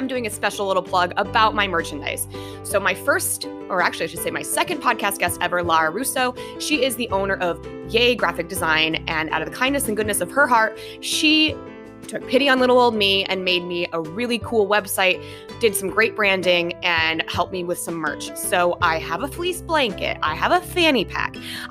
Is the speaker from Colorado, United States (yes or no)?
yes; Denver, Colorado, United States; now in Hawaii, United States; We are both from Denver